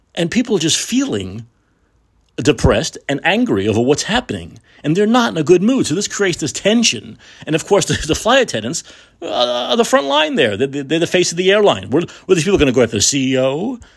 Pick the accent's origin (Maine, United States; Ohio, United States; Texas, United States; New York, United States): New York, United States; now in San Francisco, United States; My hometown is New York, always will be.